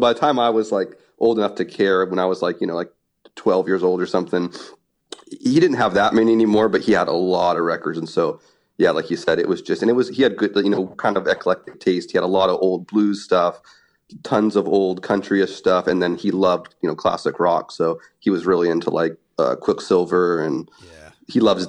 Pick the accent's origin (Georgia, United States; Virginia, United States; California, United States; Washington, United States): Washington, United States; Yeah, I grew up like near Portland. I grew up in like a small logging town that's just over the border into Washington.